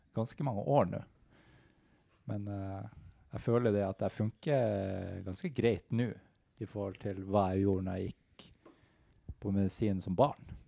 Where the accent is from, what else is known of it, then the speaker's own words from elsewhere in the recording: Narvik, Nordland, Norway; moved away as an adult; now in Oslo, Norway; jeg er fra Narvik.